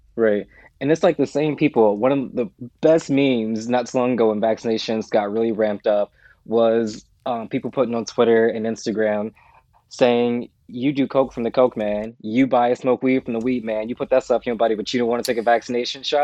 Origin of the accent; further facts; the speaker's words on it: United States; moved away as an adult; I'm American.